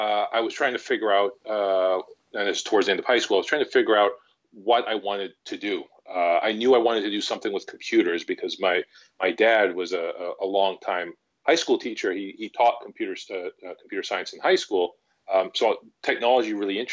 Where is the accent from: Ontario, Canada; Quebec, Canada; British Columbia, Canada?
British Columbia, Canada; Vancouver; I've actually grown up, born and bred in Vancouver, British Columbia, Canada